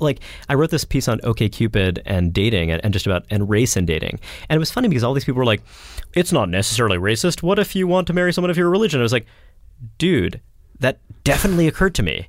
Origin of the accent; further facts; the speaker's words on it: Brooklyn, New York, United States; grew up in Brooklyn